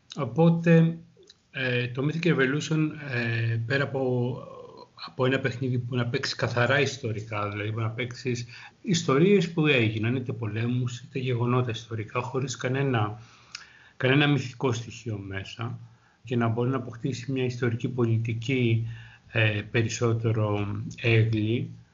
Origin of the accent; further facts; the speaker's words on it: Greece; σαν Έλληνας